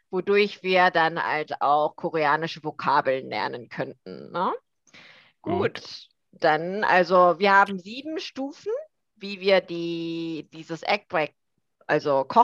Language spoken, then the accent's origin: German; Germany; born there; first language ko; Ich bin in Deutschland geboren, habe auch vier Jahre in Frankfurt gearbeitet.